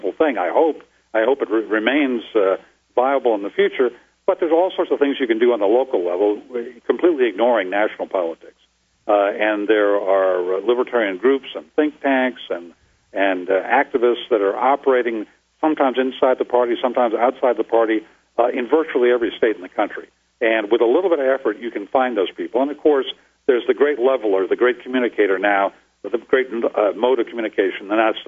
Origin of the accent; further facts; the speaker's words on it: New England, United States; now in Arizona, United States; I'm from New England. I remember the weather back there